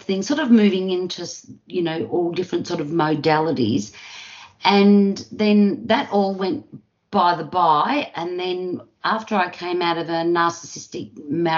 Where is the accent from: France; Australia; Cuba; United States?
Australia; also born or lived in Melbourne, Victoria; I'm from Australia. I live just outside of Melbourne, Victoria, Australia.